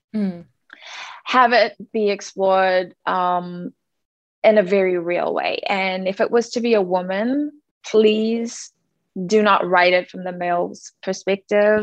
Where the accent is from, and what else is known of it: Cape Town, Western Cape, South Africa; born or raised there; now in United States